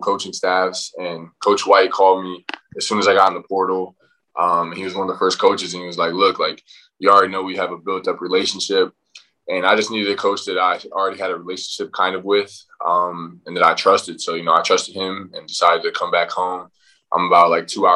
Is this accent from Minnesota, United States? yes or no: no; Daytona Beach, Florida, United States; moved away as an adult; also born or lived in Michigan; I'm from Florida originally. Came out of high school. It was a private high school called Father Lopez. It's in Daytona Beach, which is where I'm from